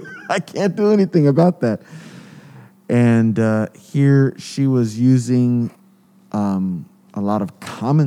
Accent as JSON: {"language": "English", "town": "Los Angeles", "region": "California", "country": "United States", "tie": "born or raised there", "said": "I grew up in Los Angeles"}